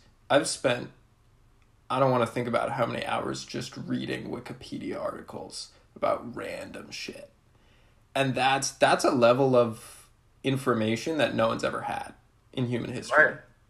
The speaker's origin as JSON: {"language": "English", "region": "Rhode Island", "country": "United States", "said": "I'm from Rhode Island."}